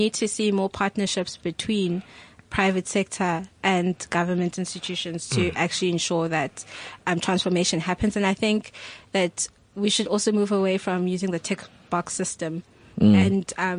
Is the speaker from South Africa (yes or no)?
yes; South Africa; I grew up in South Africa.